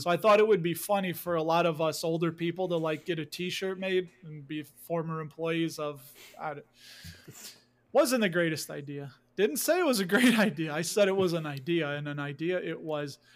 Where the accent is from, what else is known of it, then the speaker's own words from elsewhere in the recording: Chicago, Illinois, United States; I grew up in Chicago. I lived here my whole life. You can hear a little bit of the accent